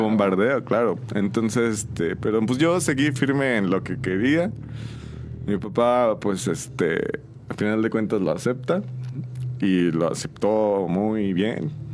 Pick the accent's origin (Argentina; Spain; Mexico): Mexico; San Juan del Río, Querétaro; Soy originario de aquí de San Juan del Río, de toda mi vida he vivido aquí en San Juan.